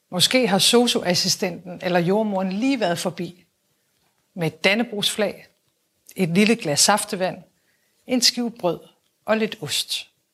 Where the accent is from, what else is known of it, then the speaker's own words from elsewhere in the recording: Aalborg, North Denmark Region, Denmark; min opvækst hjemme i Aalborg